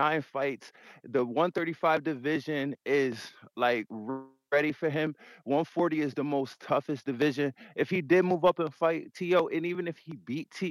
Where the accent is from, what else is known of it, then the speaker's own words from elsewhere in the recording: Connecticut, United States; I'm from New York, I'm from Connecticut